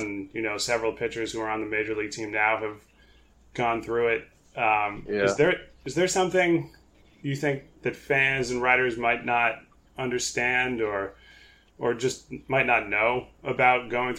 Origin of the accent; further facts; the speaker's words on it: Connecticut, United States; I grew up in Connecticut. I couldn't wait to get to New York City.